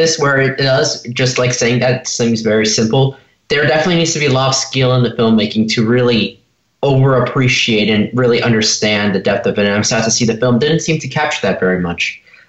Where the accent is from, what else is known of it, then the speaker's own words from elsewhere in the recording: Los Angeles, California, United States; from Los Angeles, and you're listening to Kids First Coming Attractions.